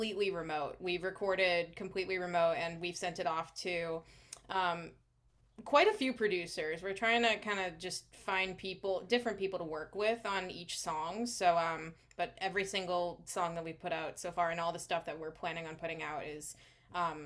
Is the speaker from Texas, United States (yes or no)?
no; Boston, Massachusetts, United States; accent: Boston; now in Worcester, United States; I'm from the Boston area originally. I'm living in Worcester now